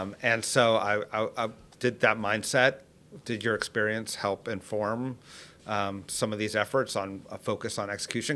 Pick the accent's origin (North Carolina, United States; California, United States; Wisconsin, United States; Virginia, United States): California, United States; I'm a Californian